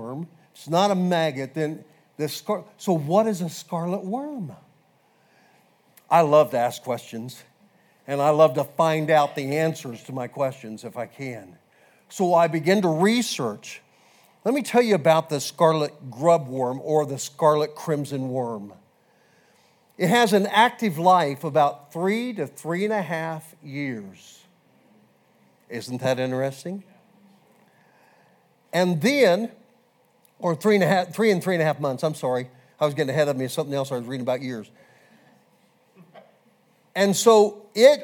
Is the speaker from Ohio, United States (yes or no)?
no; Kansas, United States; I grew up in Kansas, and I grew up fishing